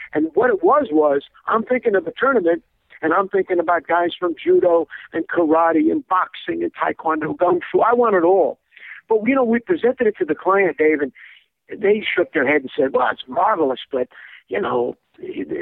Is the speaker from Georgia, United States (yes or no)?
no; New York City, New York, United States; I was raised in New York City